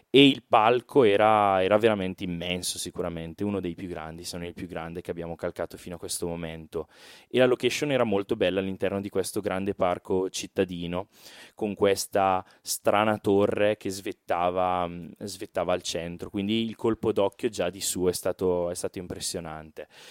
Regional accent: Brescia, Lombardy, Italy; accent: Brescian; noi veniamo da Brescia, come forse si sente anche dall'accento

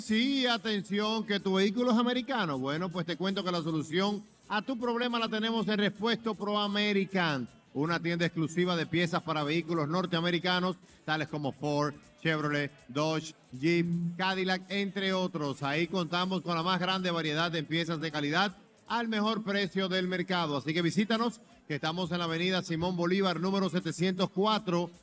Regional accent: San Francisco de Macorís, Duarte, Dominican Republic; San Francisco. Cuidado, mi pueblo

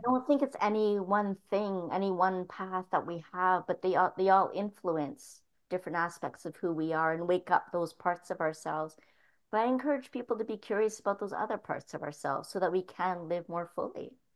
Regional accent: Toronto, Ontario, Canada; moved away as an adult; growing up in Toronto for the first 18 years of my life

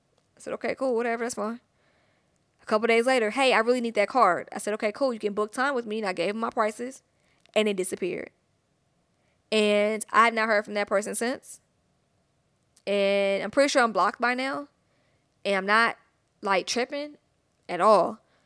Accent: Atlanta, Georgia, United States; I'm from Atlanta, thick.

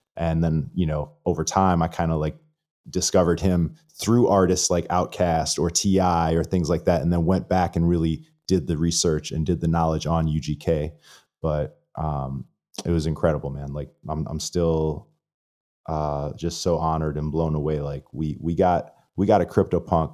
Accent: Florida, United States; I'm from Florida

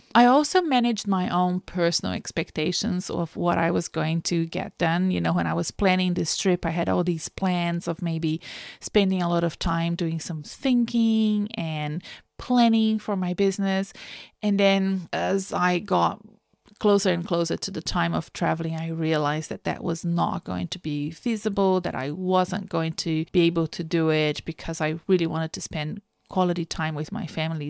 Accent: Brazil; now in Melbourne, Australia; I live in Australia, in Melbourne, but I'm originally from Brazil

